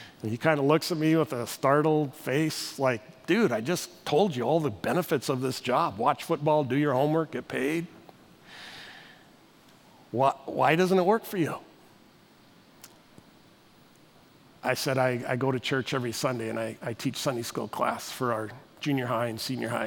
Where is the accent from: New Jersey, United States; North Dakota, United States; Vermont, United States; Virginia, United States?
North Dakota, United States; Northwest; I grew up in Northwest North Dakota